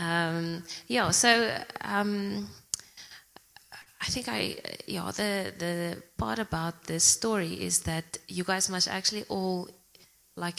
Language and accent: English; Zimbabwe; moved away as an adult; also born or lived in Pretoria, South Africa; now in Secunda, South Africa; I'm originally from Zimbabwe. I went to school there and then I came to South Africa to study